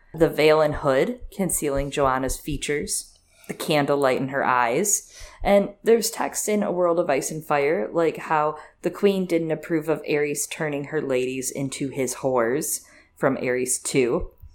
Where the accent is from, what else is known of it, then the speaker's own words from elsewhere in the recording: Michigan, United States; I'm from Michigan